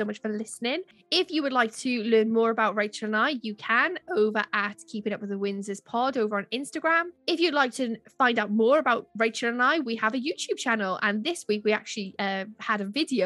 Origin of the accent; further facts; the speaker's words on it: Wales, United Kingdom; I'm Welsh